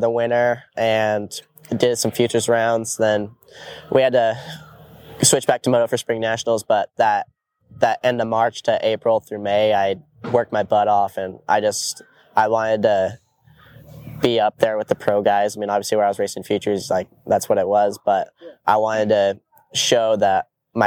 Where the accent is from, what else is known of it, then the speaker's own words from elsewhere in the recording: Idaho, United States; I came from Idaho, did a lot of off-road when I was younger and trail riding